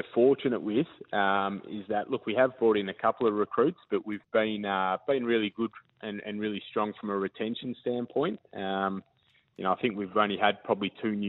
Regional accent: Victoria, Australia; moved away as an adult; now in Queensland, Australia; So I was originally from Victoria, and I was playing in the VFL down in Victoria with the Box Hill Hawks

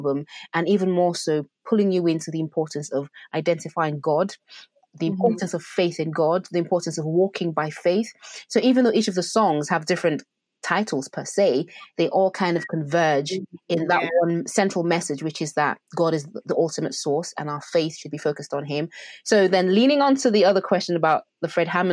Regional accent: Nigeria; I'm Nigerian as well

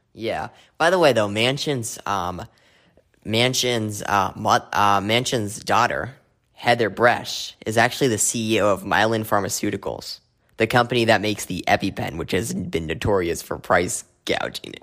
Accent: Arizona, United States; my home state of, of Arizona

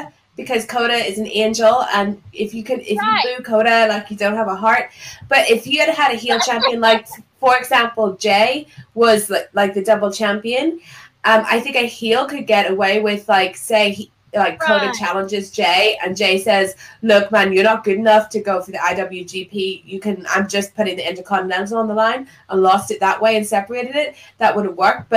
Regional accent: Ireland; I am Irish

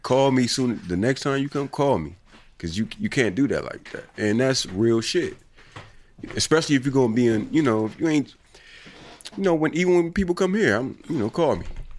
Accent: Indiana, United States; I'm from Indiana

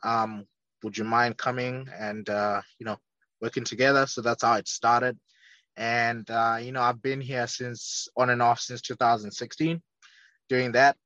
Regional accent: Zimbabwe; moved away as an adult; also born or lived in Leeds, England; now in United States; born and raised in Zimbabwe, a small southern African country

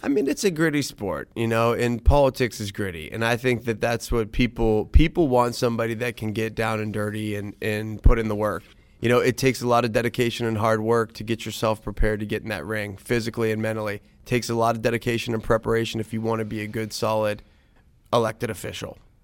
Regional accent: Youngstown, Ohio, United States; also born or lived in Columbus, Ohio / Lansing, Michigan; I was born in Columbus. moved to Lansing, Michigan when I was, like, two, three years old, and then we moved to Youngstown when I was five. And so, grew up in the valley

